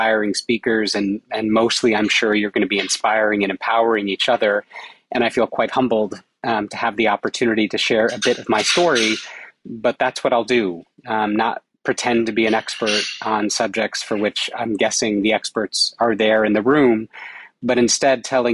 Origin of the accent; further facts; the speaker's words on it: United States; accent: American; It came as an American, which you can tell by my accent.